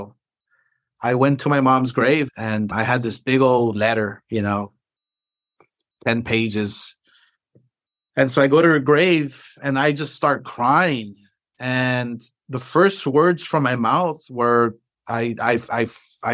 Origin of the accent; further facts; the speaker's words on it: Los Angeles, California, United States; I'm this kid from East